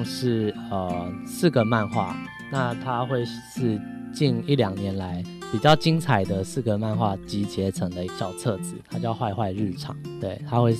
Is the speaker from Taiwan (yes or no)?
no; Thailand; 对，因为在各界的哀求下，那我是泰国人，所以我在呃这本书的第三刷之后，我就做了中英文。